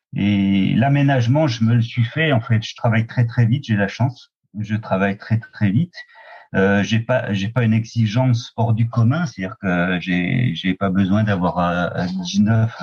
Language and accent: French; Oyonnax, Auvergne-Rhône-Alpes, France; also born or lived in Lons-le-Saunier; Je suis né euh, à Lons-le-Saunier plus exactement, et j'ai et attaquer mes, mes, ma vie à Oyonnax, à la frontière de l'Ain et du Jura.